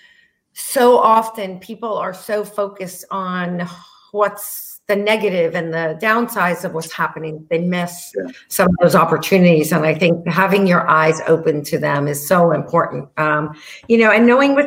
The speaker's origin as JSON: {"language": "English", "region": "New York", "country": "United States", "tie": "born or raised there", "said": "growing up in New York"}